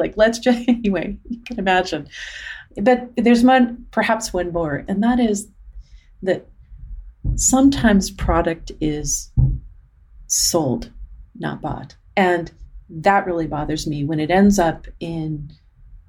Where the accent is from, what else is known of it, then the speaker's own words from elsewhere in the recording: Arizona, United States; we grew up in Arizona